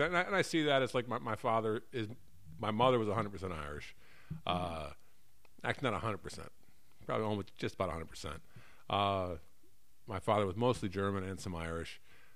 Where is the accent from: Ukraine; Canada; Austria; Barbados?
Barbados; Oh, I'm from Barbados.